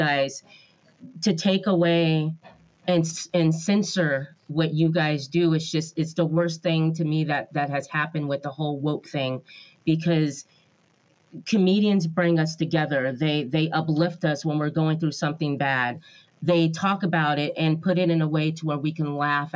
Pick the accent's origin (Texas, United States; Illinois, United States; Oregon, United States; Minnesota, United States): Oregon, United States; now in California, United States; I'm from Oregon